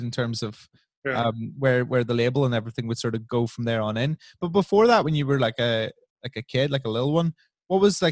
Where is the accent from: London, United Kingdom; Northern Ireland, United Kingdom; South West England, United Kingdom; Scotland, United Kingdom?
Northern Ireland, United Kingdom